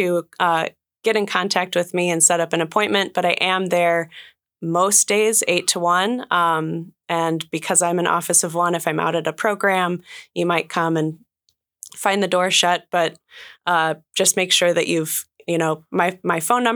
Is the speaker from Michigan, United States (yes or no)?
yes; northern Michigan, United States; moved away as an adult; also born or lived in Ann Arbor, Michigan; now in Juneau, United States; we both grew up in northern Michigan, not the Upper Peninsula